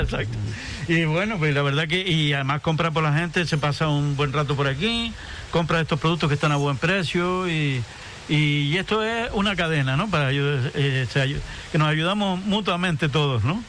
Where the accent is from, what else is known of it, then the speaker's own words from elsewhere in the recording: Antigua, Canary Islands, Spain; Aquí estamos en Antigua, en mi pueblo, en mi casa